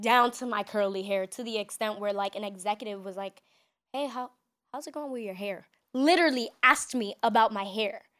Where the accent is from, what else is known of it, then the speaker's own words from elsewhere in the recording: New York City, New York, United States; growing up in New York City, we're so diverse